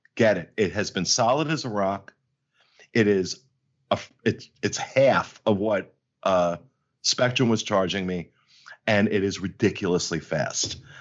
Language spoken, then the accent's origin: English; New Jersey, United States; I'm from Jersey. I'm from Jersey